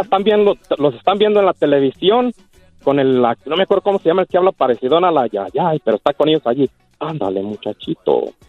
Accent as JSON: {"language": "Spanish", "town": "Casas Viejas", "region": "Michoacán", "country": "Mexico", "said": "mi tierra, Casaviejas, Michoacán, municipio Purándiro"}